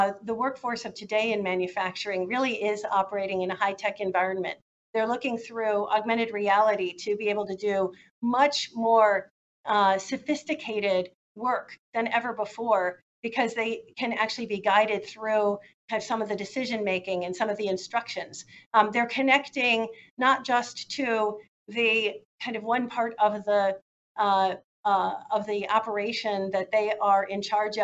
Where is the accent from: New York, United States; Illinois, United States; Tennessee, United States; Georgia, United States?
Illinois, United States; Chicago; I grew up in Chicago